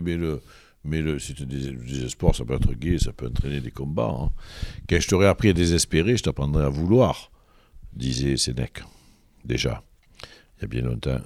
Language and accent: French; Marseille, Provence-Alpes-Côte d'Azur, France; Je suis germano-arménien, moi. Je suis allemand, Et, et né à l'Estac